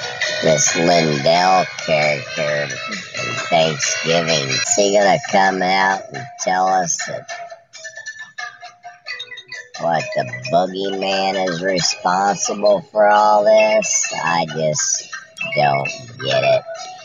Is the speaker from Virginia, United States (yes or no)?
no; Idaho, United States; I'm from Idaho.